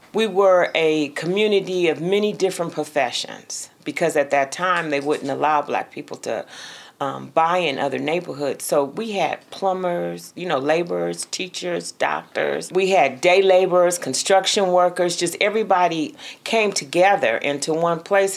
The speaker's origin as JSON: {"language": "English", "town": "Richmond", "region": "California", "country": "United States", "tie": "born or raised there", "said": "I'm from Richmond, California, but I've been a resident of Parchester Village for the last 20 years now"}